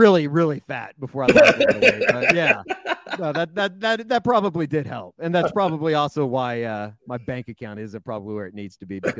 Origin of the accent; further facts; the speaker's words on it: Oklahoma City, Oklahoma, United States; born and raised in Oklahoma City. You know, went to Putnam City North High School, which is about 35, 40 minutes northwest of downtown Oklahoma City